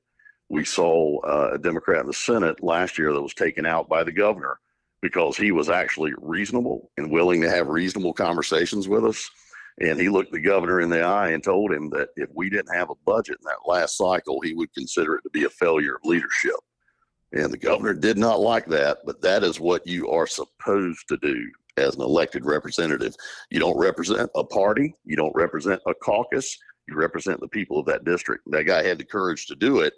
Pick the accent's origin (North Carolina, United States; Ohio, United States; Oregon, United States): North Carolina, United States; Eastern; I'm from Eastern North Carolina, and the people of the East are my people.